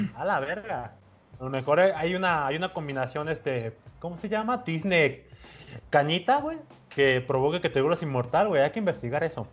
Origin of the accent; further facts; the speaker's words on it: Coatzacoalcos, Veracruz, Mexico; aquí en mi pueblito de Cuatza